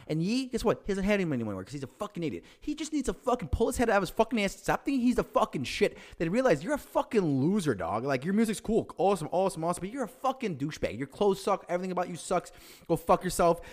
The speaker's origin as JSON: {"language": "English", "town": "Chicago", "region": "Illinois", "country": "United States", "also_born_or_lived": "Aurora, Illinois", "said": "We're all from Chicago."}